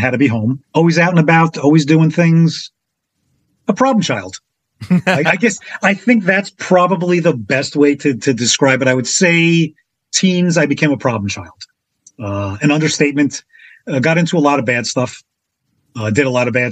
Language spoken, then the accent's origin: English; Passaic, New Jersey, United States; also born or lived in Florida; I was flown home from Florida to Passaic where I began my life.